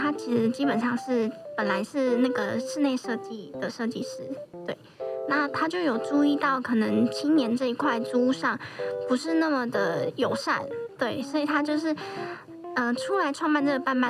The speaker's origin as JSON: {"language": "Chinese", "region": "Kaohsiung", "country": "Taiwan", "moved": "yes", "lives_now": "Taipei, Taiwan", "said": "那我本身是高雄人，也是北漂的青年。"}